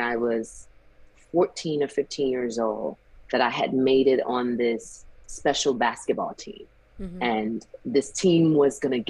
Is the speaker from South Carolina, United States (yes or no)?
yes; South Carolina, United States; Growing up in South Carolina, you know, you go to church with your family and everything